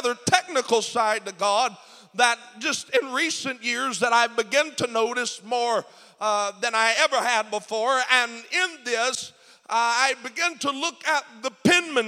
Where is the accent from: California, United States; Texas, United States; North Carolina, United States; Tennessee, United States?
Tennessee, United States; I'm from Tennessee